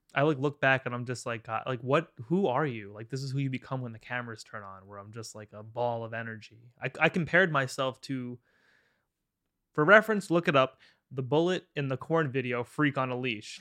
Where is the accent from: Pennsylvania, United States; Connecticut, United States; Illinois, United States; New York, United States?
New York, United States; Long Island; I'm from Long Island